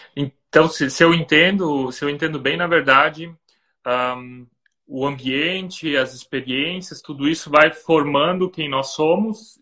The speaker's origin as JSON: {"language": "Portuguese", "country": "Brazil", "moved": "yes", "said": "agora morando fora do Brasil"}